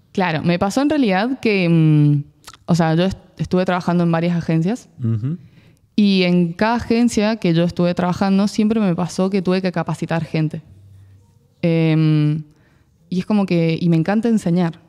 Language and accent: Spanish; San Juan, Argentina; moved away; also born or lived in Buenos Aires; Soy de San Juan